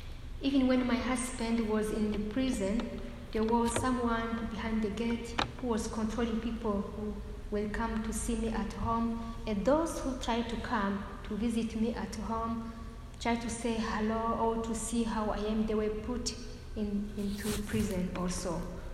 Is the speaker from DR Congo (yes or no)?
yes; DR Congo; also born or lived in Burundi; now in Rwanda; That's why I was born in Burundi, neighbor country of Rwanda. I grew up in Congo, and later I came to Rwanda just to marry.